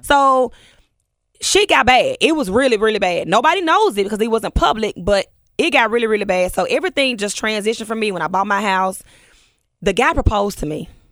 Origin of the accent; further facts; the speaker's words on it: Memphis, Tennessee, United States; we grew up together in Orange Mound